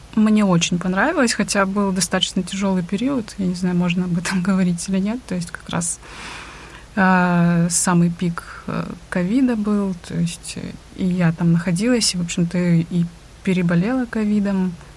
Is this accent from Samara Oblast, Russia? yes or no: no; Khabarovsk, Khabarovsk Krai, Russia; я из Хабаровска, Вообще я занимаюсь реабилитацией